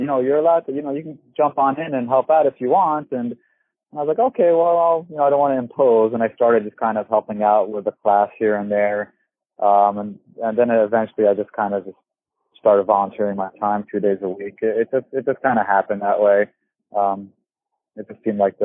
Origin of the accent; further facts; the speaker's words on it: New Jersey, United States; moved away as an adult; now in Florida, United States; I'm the son of Egyptian immigrants. I grew up in New Jersey in the United States. And moved down to Florida about the time I was 29 going on 30.